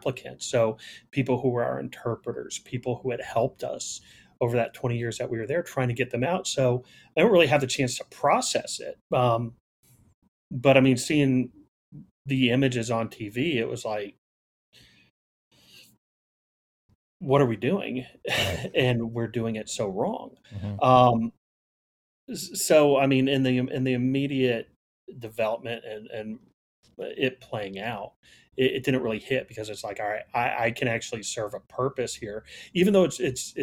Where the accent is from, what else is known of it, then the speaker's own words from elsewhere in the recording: Texas, United States; moved away as an adult; now in Virginia, United States; as a Texan and as a gun owner